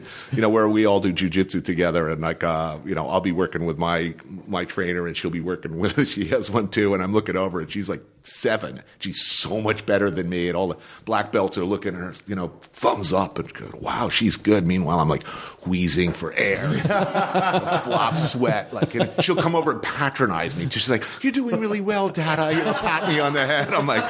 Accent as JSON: {"language": "English", "region": "New Jersey", "country": "United States", "tie": "born or raised there"}